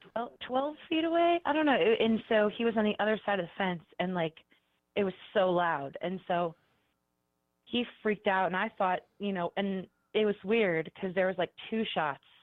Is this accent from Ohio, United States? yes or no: yes; Cleveland, Ohio, United States; now in Columbus, United States; I'm from Cleveland, but I currently live in Columbus